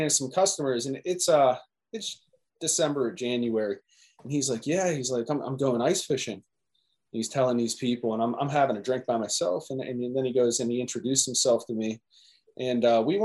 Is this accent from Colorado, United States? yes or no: no; Pittsburgh, Pennsylvania, United States; I've lived in Pittsburgh my entire life. Like, I'm from Pittsburgh